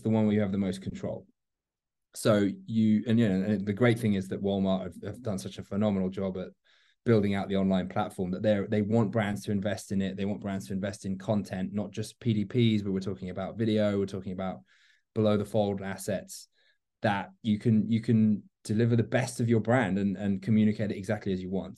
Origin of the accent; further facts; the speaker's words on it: London, United Kingdom; moved away as an adult; also born or lived in Miami; now in Atlanta, United States; I'm a Londoner transplanted to uh, Miami with during my Bacardi days, and then now find myself in Atlanta